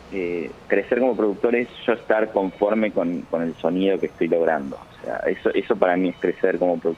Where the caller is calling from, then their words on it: Buenos Aires, Argentina; de Caballito, Buenos Aires. Quería pedir el tema